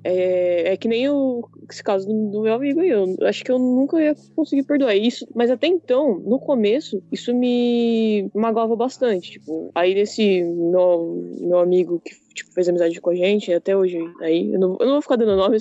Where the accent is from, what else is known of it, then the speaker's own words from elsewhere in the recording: São Paulo, Brazil; Eu sou de São Paulo, não moro no litoral